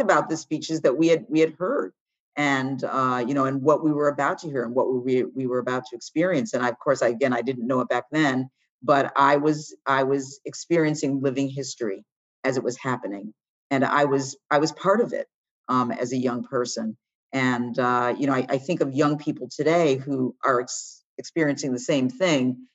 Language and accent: English; Washington, District of Columbia, United States; And I was born in Washington, D C.